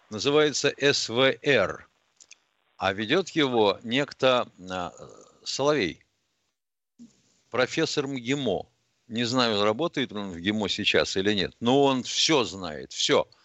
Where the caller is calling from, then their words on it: Yekaterinburg, Sverdlovsk Oblast, Russia; из Екатеринбурга, здрасте.